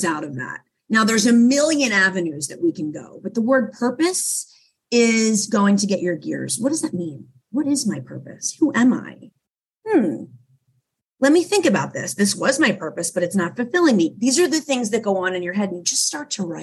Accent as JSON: {"language": "English", "town": "Philadelphia", "region": "Pennsylvania", "country": "United States", "said": "I'm from Philadelphia"}